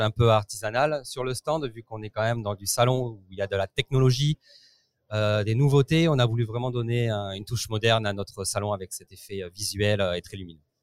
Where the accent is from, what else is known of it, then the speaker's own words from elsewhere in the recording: France; moved away as an adult; now in Italy; je n'habite plus en France, j'ai quitté la France et je suis parti vivre en Italie